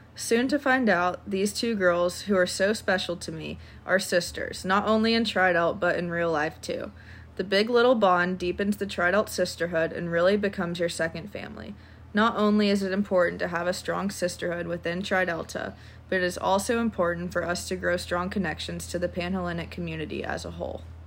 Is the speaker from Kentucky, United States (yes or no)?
yes; Lexington, Kentucky, United States; I'm from Lexington, Kentucky